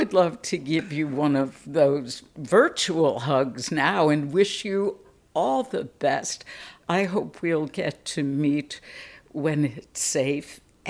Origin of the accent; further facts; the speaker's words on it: Chicago, Illinois, United States; moved away; as a Chicagoan myself originally